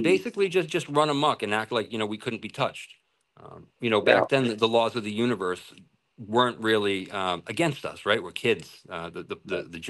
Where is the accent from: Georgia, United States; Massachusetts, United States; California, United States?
Massachusetts, United States; moved away as an adult; also born or lived in Singapore / Thailand; I went to Central Catholic and that's in Lawrence, Mass. I grew up in Mass